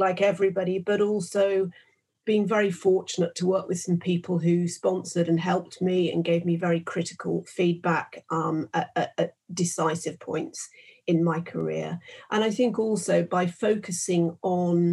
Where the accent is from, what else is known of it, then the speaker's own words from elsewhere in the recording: West Midlands, United Kingdom; I grew up in the West Midlands